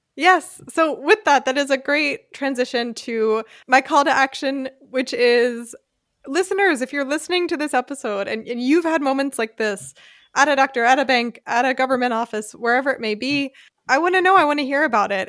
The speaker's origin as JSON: {"language": "English", "country": "United States", "moved": "yes", "lives_now": "Germany", "said": "i'm white English speaking from the United States"}